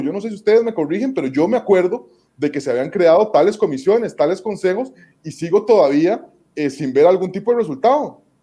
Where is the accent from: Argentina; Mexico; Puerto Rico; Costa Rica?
Costa Rica; nosotros como costarricenses